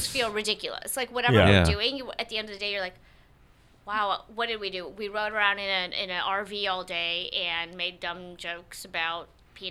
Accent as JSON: {"language": "English", "region": "the South", "country": "United States", "said": "Oh, you know which one I always wanted to be on because I'm from the South?"}